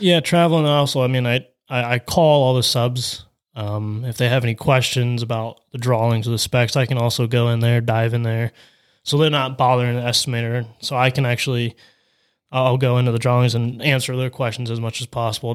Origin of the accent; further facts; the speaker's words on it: Salineville, Ohio, United States; I was born and raised in Saline, Ohio